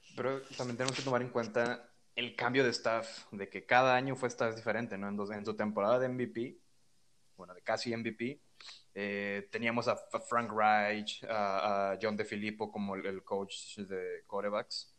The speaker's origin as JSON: {"language": "Spanish", "region": "northern Mexico", "country": "Mexico", "said": "yo soy del norte de México."}